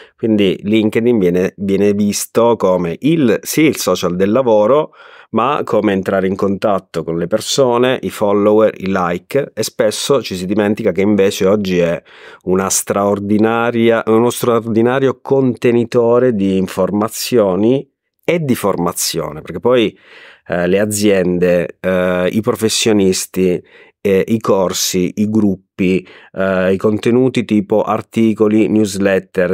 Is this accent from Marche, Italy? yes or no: no; Abruzzo, Italy; moved away as an adult; also born or lived in Riccione; now in Rimini, Italy; io sono abruzzese ma da vent'anni vivo tra Rimini e Riccione